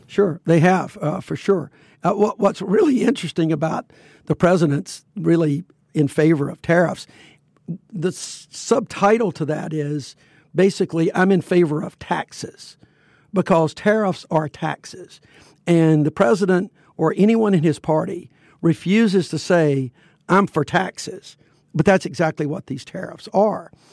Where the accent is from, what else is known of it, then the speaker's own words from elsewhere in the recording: Fairfield, Alabama, United States; I grew up in Fairfield, which was a huge steel mill, uh, making facility